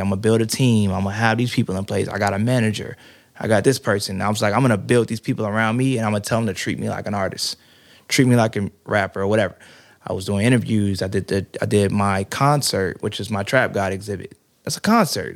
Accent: Prince George's County, Maryland, United States; moved away as an adult; now in Atlanta, United States; I'm from PG County, Maryland, originally

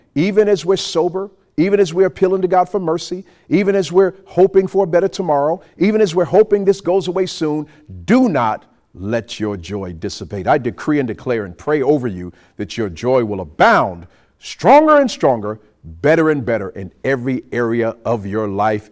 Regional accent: New York City, New York, United States; now in Montgomery, United States; We grew up in New York City

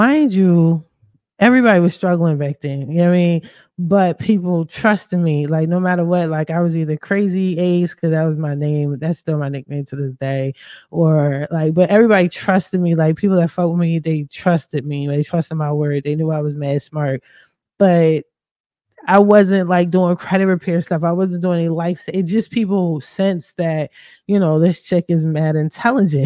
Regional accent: Philadelphia, Pennsylvania, United States; also born or lived in Chester, Pennsylvania, United States; I'm from Philly, but I stay repping Chester, PA

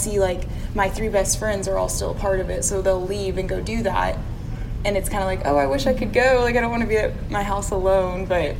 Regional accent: Flower Mound, Texas, United States; moved away as an adult; now in Oklahoma, United States; I'm from Flower Mound, Texas

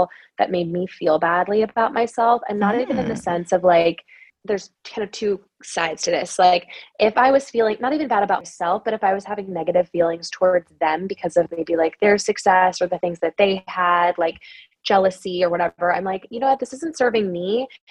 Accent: Wisconsin, United States; I'm from Wisconsin

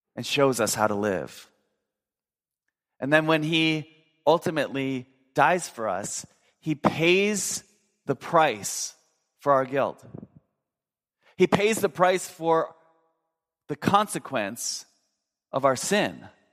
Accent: Minnesota, United States; I grew up in Minnesota

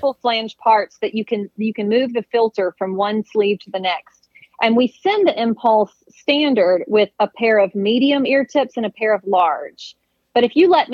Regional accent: Mississippi, United States; growing up in Mississippi in a hunting family

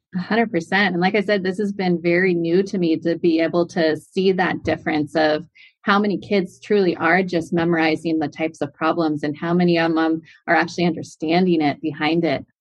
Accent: San Clemente, California, United States; from Southern California, a little city called San Clemente, California

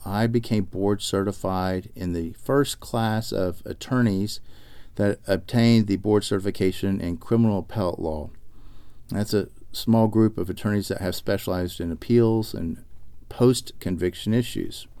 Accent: Arlington, Texas, United States; also born or lived in Austin, Texas; I grew up actually in Arlington, Texas

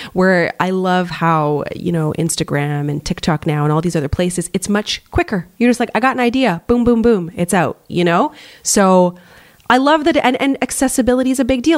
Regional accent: Canada; we're both Canadian

